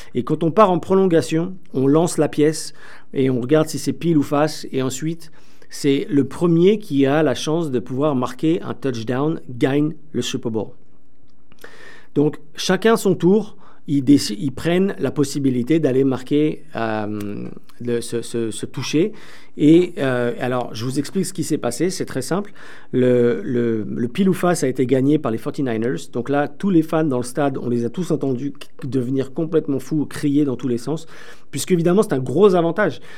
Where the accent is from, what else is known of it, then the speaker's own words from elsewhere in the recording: France; accent: French from France; moved away as an adult; now in Toronto, Canada; Vous l'entendrez peut-être un petit peu aussi avec mon accent, je suis aussi euh, français de France, bien que je suis au Canada depuis plus de 15 ans